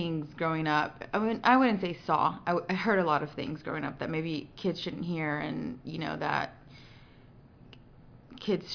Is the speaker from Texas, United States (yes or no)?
yes; Houston, Texas, United States; Born and raised in Houston to a Mexican family.